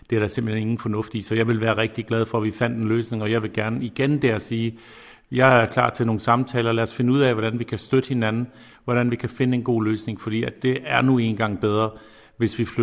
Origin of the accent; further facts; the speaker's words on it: Denmark; Men de får selvfølgelig også alle sammen at høre, hvor jeg kommer fra. Herinde på ministerkontoret på mit skrivebord står selvfølgelig Dannebro, øh, det er der ingen tvivl om